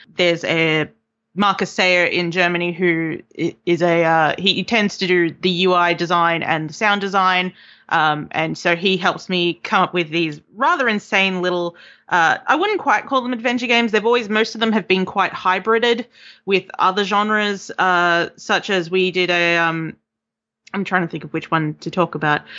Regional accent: Melbourne, Victoria, Australia; moved away as an adult; now in York, United Kingdom; I'm from Melbourne. I just moved here in August

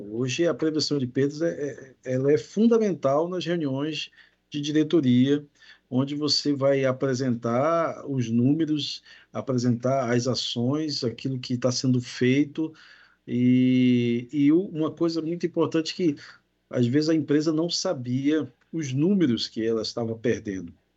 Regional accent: Belém, Pará, Brazil; now in Espírito Santo, Brazil; sou de Belém do Pará, lá do norte

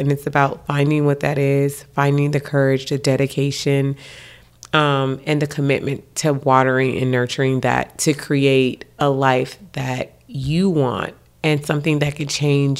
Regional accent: Los Angeles, California, United States; Compton was a come up. I grew up in Watts, Imperial Court.

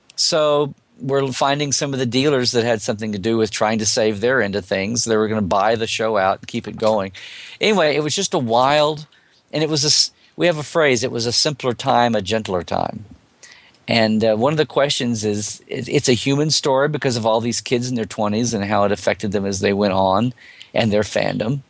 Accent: United States; as an American

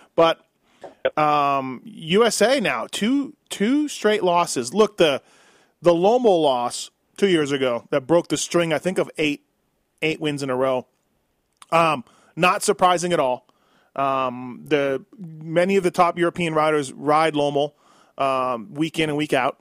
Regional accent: Canada; now in United States; I've almost lived in the U.S. longer than I did in Canada, but you know, I still feel Canadian

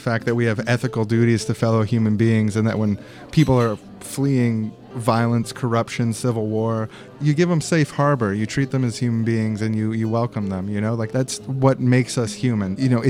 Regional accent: Langley, British Columbia, Canada; I'm from Langley.

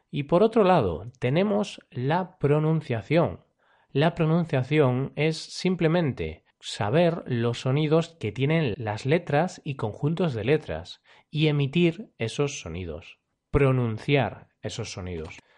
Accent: Spain; Por ejemplo, yo, cuando hablo inglés, tengo acento español. Si me escucháis hablando inglés, podréis saber que soy de España.

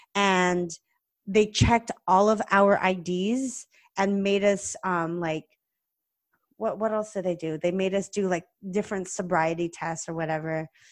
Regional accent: California, United States; also born or lived in Ohio; I grew up in California

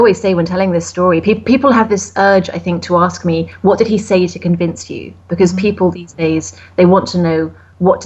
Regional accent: United Kingdom; I'm British

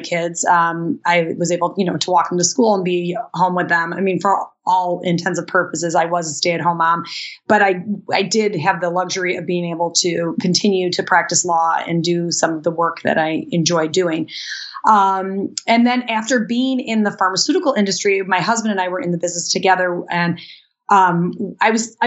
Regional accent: Chicago, Illinois, United States; we're from Chicago

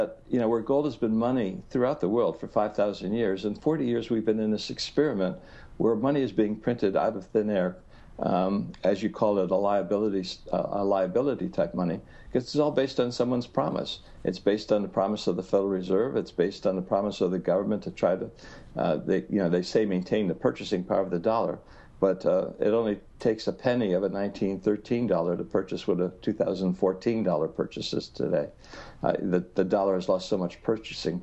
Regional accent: Ohio, United States; as a young boy in the 1950s growing up in Ohio.

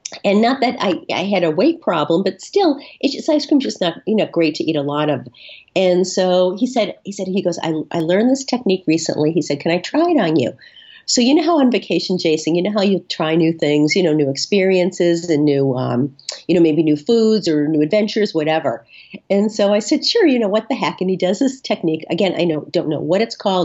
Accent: Boston, Massachusetts, United States; I'm from Boston. We're really super provincial here

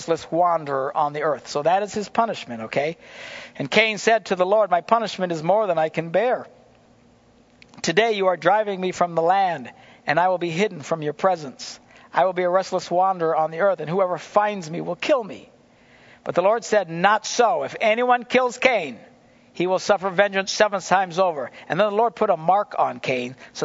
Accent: United States; as an American, as just a citizen

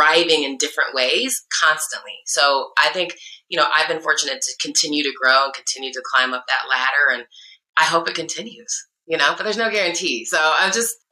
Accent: Iowa, United States; also born or lived in Chicago; now in California, United States

